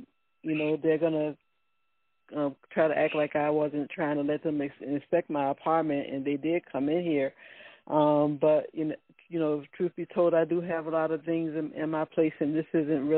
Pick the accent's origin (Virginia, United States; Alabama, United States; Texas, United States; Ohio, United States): Virginia, United States; Let's start with a V, like in Virginia, and I am from Virginia.